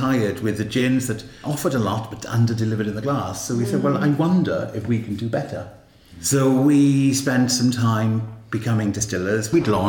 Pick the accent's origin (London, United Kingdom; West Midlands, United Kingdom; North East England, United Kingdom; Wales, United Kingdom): Wales, United Kingdom; Cleddau, Carmarthenshire; moved away; originally from Clethy